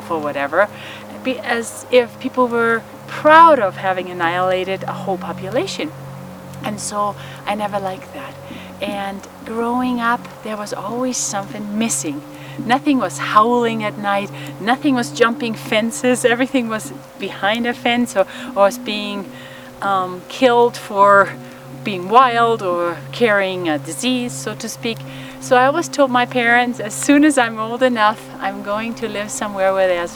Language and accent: English; Germany; moved away as an adult; now in United States; as a child in Germany, growing up in Germany, post-World War II